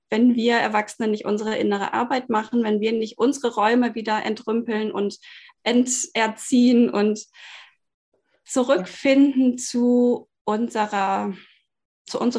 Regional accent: Bielefeld, North Rhine-Westphalia, Germany; born there; Wir wohnen hier in einem schönen Holzhaus in Süddeutschland, inzwischen gebürtig aus Bielefeld.

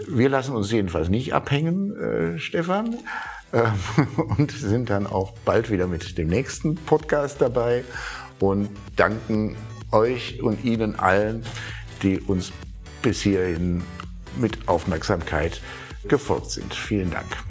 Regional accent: Berlin, Germany; als Berliner

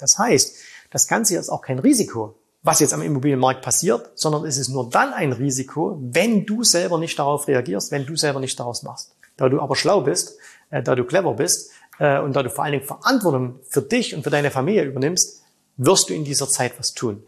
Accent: Saxony, Germany; bei uns in Sachsen

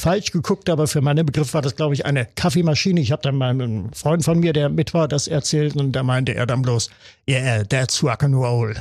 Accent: Wernigerode, Saxony-Anhalt, Germany; in meiner Heimatstadt Wernigerode im Harz

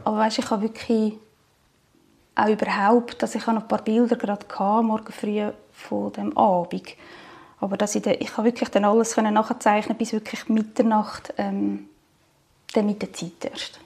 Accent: Zug, Switzerland; ich bin aus Zug

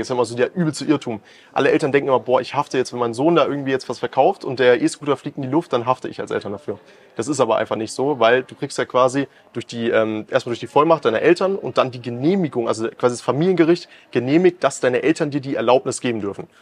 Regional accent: Germany; bei uns in Deutschland

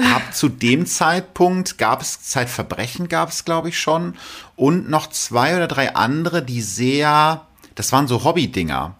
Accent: North Rhine-Westphalia, Germany; bei uns in Ostwestfalen

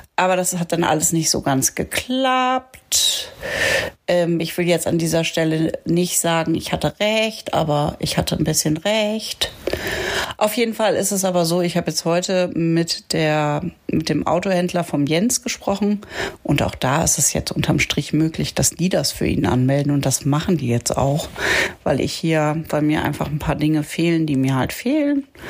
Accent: Achim, Lower Saxony, Germany; moved away as an adult; also born or lived in Bremen / Munich / Düsseldorf / Berlin; now in Lötz, Germany; aufgewachsen bin ich ja in Achim bei Bremen

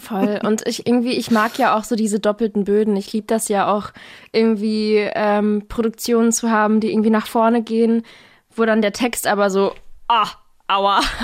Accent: Offenburg, Baden-Württemberg, Germany; Naja, also ich komme aus Offenburg. Das ist quasi nochmal so 20 Minuten südlich von Karlsruhe

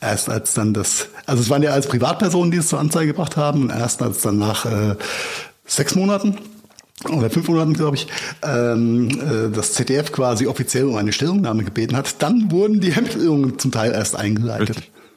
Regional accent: Mainz, Rhineland-Palatinate, Germany; meine Heimatstadt Mainz

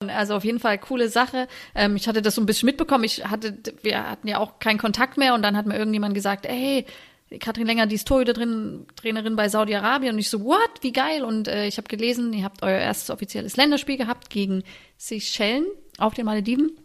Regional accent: Germany; also born or lived in Sweden; als Deutsche quasi im Ausland zu spielen

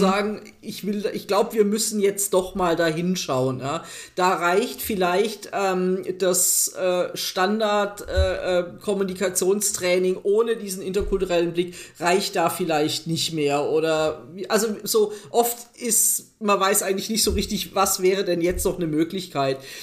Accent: Germany; wir, glaube ich, als Deutsche

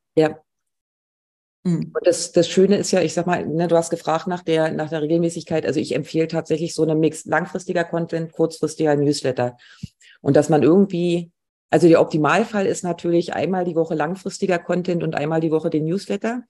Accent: Mecklenburg-Vorpommern, Germany; ich bin in Mecklenburg gerade und möchte eigentlich auch nicht hier weg. Ich fühle mich wohl in meiner Heimat.

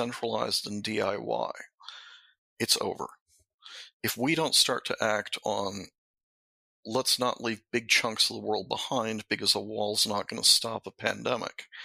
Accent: Mexico; moved away; when I was brought up in Mexico in a Jesuit school

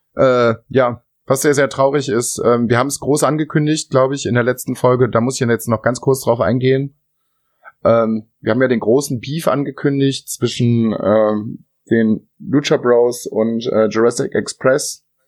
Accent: Germany; bei uns in Deutschland

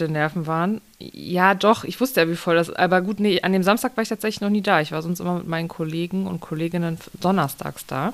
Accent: Rhineland, Germany; now in Soest, Germany; Rheinland, wo ich herkomme.

